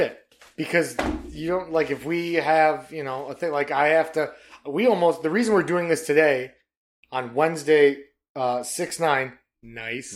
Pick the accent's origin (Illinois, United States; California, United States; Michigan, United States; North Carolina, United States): Michigan, United States; Detroit; we're from Detroit, man. Coney Island